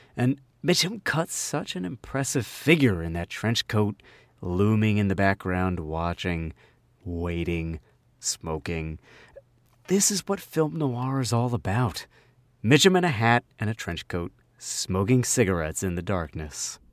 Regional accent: New Jersey, United States; accent: Jersey; also born or lived in Philadelphia; my Jersey accent

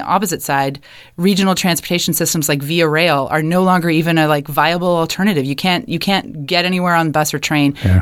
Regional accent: Kitchener, Ontario, Canada; moved away as an adult; now in Halifax, Canada; I grew up in Kitchener, Ontario

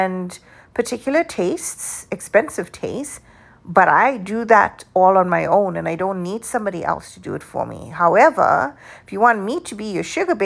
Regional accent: South Africa; moved away; the way I grew up in South Africa

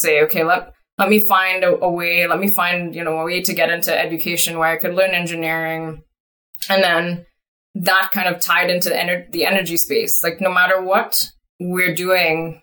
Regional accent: Trinidad & Tobago; now in Canada; started off when I was a teenager back home in, you know, Trinidad and Tobago. So I'm actually originally from Trinidad and Tobago. I'm now Canadian.

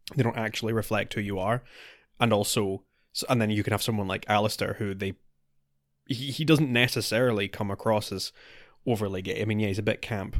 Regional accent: United Kingdom; we're, we're British.

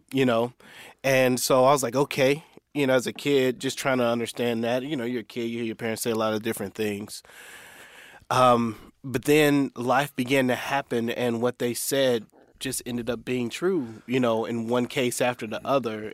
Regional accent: Indiana, United States; so I'm from Indiana, so we grew up in Indiana

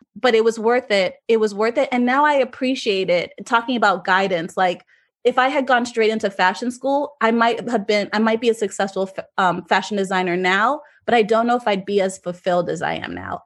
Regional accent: South Florida, United States; moved away as an adult; also born or lived in Jamaica; now in New York, United States; I'm actually Jamaican and I grew up in South Florida, but I have lived in New York for almost fifteen years now

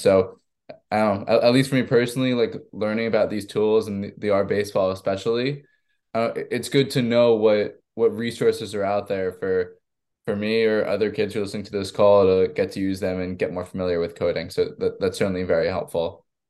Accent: Long Island, New York, United States; I'm from Long Island myself, so I've grown up a huge Islanders fan.

